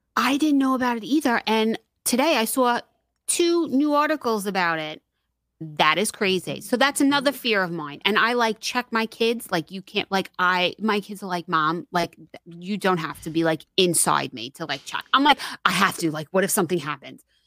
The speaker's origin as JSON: {"language": "English", "town": "New York City", "region": "New York", "country": "United States", "tie": "born or raised there", "moved": "yes", "said": "we grew up in Queens"}